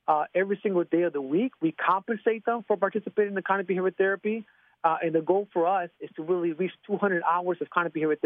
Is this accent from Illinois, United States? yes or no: yes; Chicago, Illinois, United States; in the 1980s and 1990s when I grew up in Chicago